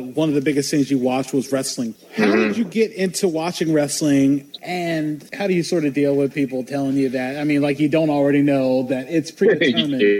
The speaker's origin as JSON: {"language": "English", "town": "Salisbury", "region": "Maryland", "country": "United States", "said": "now I'm from the Eastern Shore. I'm from Salisbury, old Smallsbury, as everybody was calling it."}